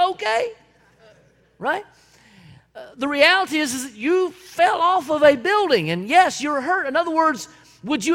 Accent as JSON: {"language": "English", "town": "Belton", "region": "South Carolina", "country": "United States", "tie": "born or raised there", "said": "the house that I grew up in Belton, South Carolina"}